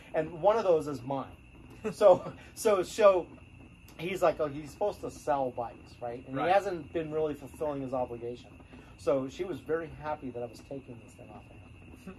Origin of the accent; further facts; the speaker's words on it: Minnesota, United States; also born or lived in North Dakota; I was born in North Dakota. I grew up. My first few years were in Minnesota